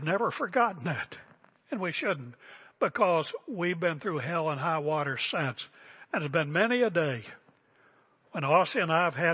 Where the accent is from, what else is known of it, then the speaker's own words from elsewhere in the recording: West Virginia, United States; now in Portland, United States; I'm from West Virginia.